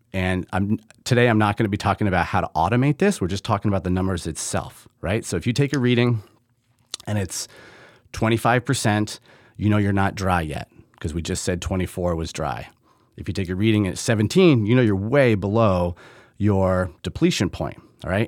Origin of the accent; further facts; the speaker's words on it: Middlebury, Vermont, United States; now in Michigan, United States; I grew up in Middlebury, Vermont